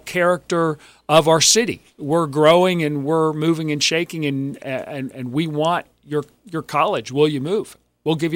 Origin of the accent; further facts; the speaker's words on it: Beaver County, Pennsylvania, United States; I am a Beaver County native. I grew up in Beaver County. Moved here when I was 8 years old